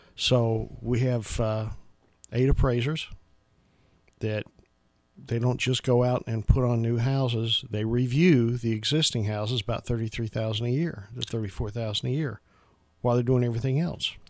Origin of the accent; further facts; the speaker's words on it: Franklin, Tennessee, United States; I'm pretty much from Middle Tennessee, graduated from Franklin High School